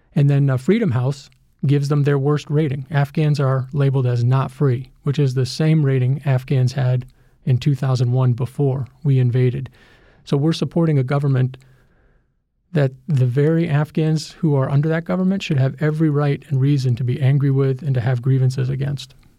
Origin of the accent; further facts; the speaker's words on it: United States; as an American